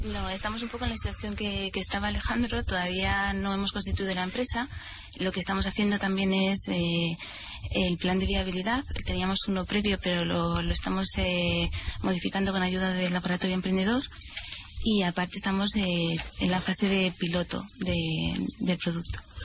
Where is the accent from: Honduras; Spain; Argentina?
Spain; Madrid, Community of Madrid; somos todos de Madrid